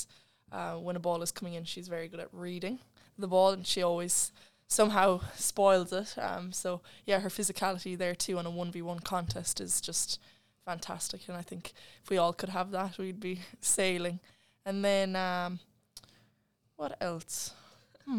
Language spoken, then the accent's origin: English; Ireland; moved away as an adult; also born or lived in Kerry; now in Sydney, Australia